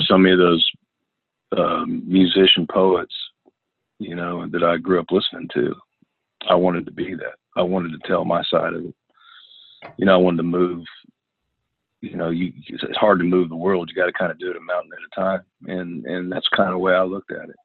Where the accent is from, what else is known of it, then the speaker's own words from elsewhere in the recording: Northern California, United States; moved away as an adult; also born or lived in Los Angeles / Nashville; I'm from Northern California.